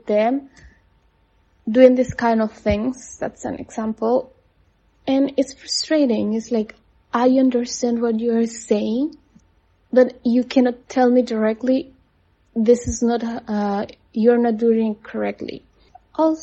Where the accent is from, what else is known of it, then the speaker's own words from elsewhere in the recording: Costa Rica; moved away as an adult; now in China; I'm from Costa Rica. I live in China for the last 3 years